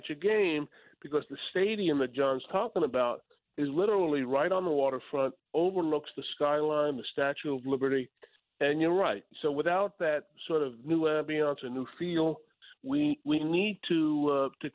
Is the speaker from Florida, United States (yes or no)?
no; New York City, New York, United States; The people of Staten Island give me a chance to serve them, my hometown.